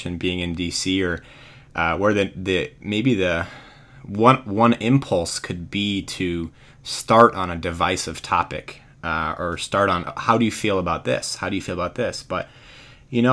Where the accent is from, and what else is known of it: near Foxborough, Massachusetts, United States; born or raised there